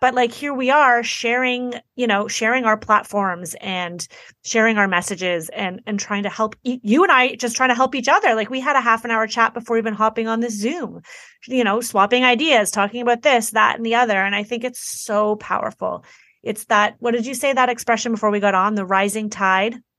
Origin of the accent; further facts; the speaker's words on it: Toronto, Ontario, Canada; I'm from Toronto, Canada.